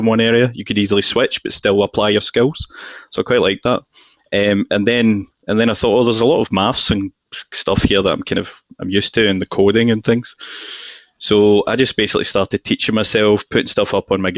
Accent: Glasgow, Scotland, United Kingdom; moved away; also born or lived in London; I'm very obviously from Glasgow, right? And this is my accent toned down.

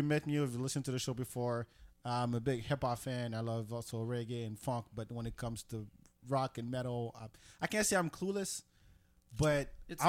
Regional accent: France; moved away; I grew up in France.

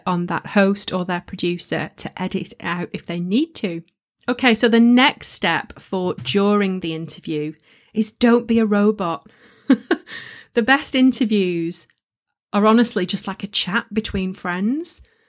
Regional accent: England, United Kingdom; You know, I'm a Northern girl and I embrace my accent and it's up there for all of you to hear.

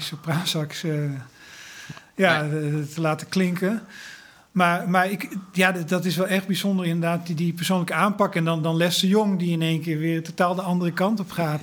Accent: Breda, North Brabant, Netherlands; ik kom uit Breda

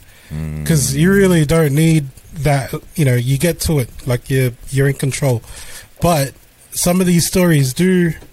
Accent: Philippines; because you know I'm Filipino.

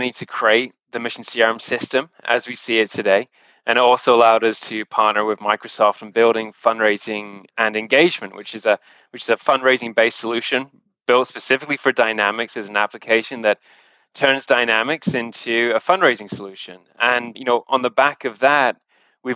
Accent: the Northwest, North West England, United Kingdom; moved away as an adult; also born or lived in London / Zurich, Switzerland; now in Canada; originally from the UK. I moved to Canada about 10 years ago at this point in time, and my actual background was born and raised around in the Northwest

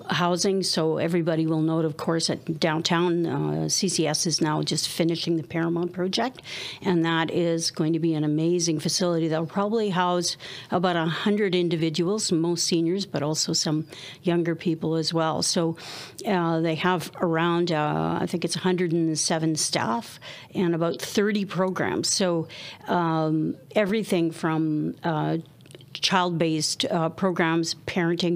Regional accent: Steinbach, Manitoba, Canada; moved away as an adult; also born or lived in Winnipeg, Manitoba; now in British Columbia, Canada; I grew up in Mennonite Mecca called Steinbach, Manitoba. So I was born there in 1960

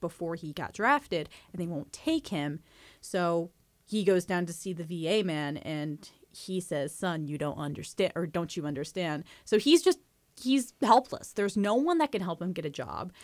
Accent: New Jersey, United States; As a New Jerseyan

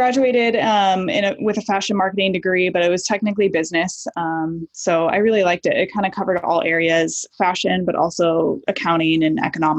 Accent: Nebraska, United States; moved away as an adult; also born or lived in Midwest; I grew up all over the Midwest. Both of my parents were actually musicians, so we traveled around a lot, but mostly Nebraska. I was there for about 8 years before I moved out to LA for college.

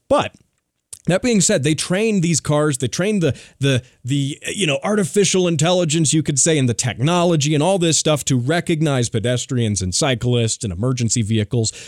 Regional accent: United States; as an American

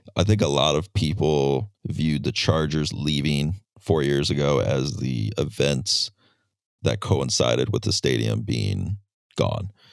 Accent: San Diego, California, United States; I grew up in San Diego, going to games at this place with friends, family

